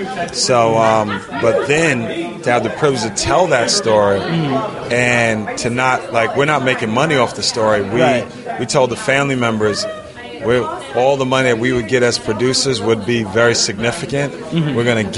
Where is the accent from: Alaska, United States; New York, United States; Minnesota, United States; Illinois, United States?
New York, United States; And that's what we're here from New York.